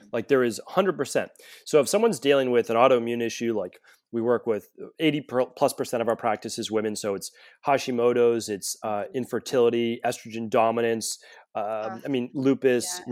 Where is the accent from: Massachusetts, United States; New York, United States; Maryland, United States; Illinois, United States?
Massachusetts, United States; Medford; I grew up right outside of Boston in Medford, Massachusetts